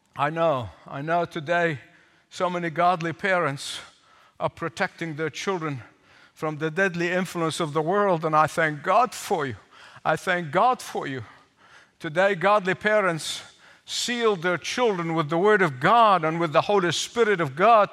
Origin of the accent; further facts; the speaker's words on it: Egypt; growing up in Egypt